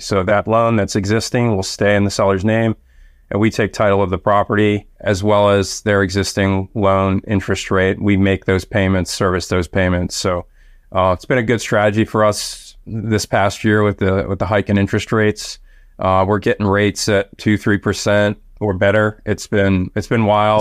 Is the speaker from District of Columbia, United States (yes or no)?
yes; Washington, District of Columbia, United States; it's my hometown, so it's my backyard.